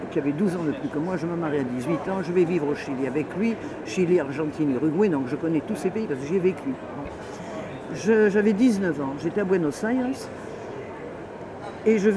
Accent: Paris, Île-de-France, France; also born or lived in Marseille; je suis né à Paris, j'ai vécu à Paris, j'ai vécu à Marseille, puis j'ai vécu ailleurs à l'étranger.

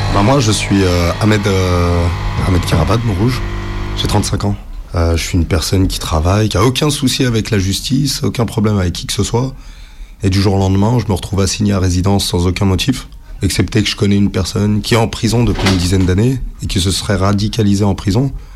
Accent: France; je suis né en France

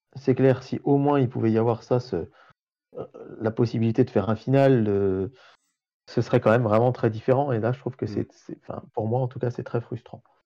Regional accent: France; chez nous en France

